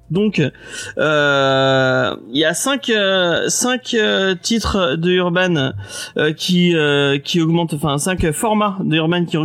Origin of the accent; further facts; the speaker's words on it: France; bah oui, bah on aime bien râler, on est français hein, quand même.